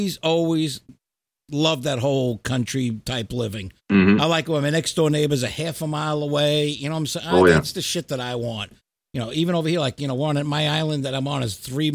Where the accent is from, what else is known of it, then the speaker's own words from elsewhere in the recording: New York, United States; moved away; also born or lived in New Jersey; I'm a New Yorker, you know, lived in New York, New Jersey, all that shit my whole life